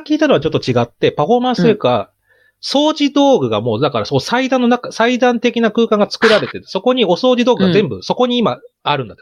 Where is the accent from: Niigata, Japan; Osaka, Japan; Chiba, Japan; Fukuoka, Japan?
Chiba, Japan; 僕千葉出身ですから